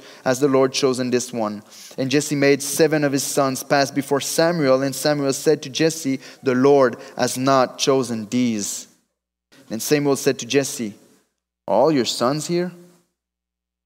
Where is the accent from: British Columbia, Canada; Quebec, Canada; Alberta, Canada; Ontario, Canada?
Quebec, Canada; Drummondville; accent: French; English is a second language; I come from Drummondville